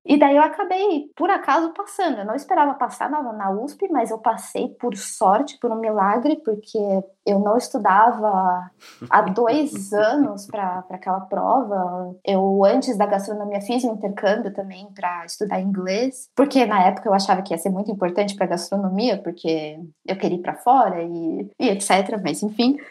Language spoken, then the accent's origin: Portuguese; São Paulo, Brazil; moved away as an adult; now in Sweden; Eu sou de São Paulo